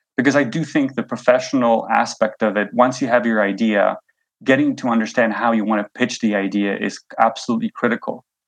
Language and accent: English; Canada; moved away as an adult; also born or lived in New York; now in Switzerland; I grew up in Canada.